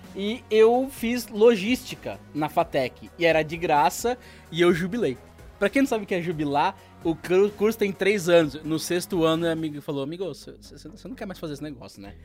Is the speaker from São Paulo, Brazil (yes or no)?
yes; Santos, São Paulo, Brazil; also born or lived in São José dos Campos; now in São Paulo, Brazil; nasci em São José dos Campos, é, sou do interior, mas eu morei durante quatro anos lá, morei 19 anos em, em Santos e agora estou em São Paulo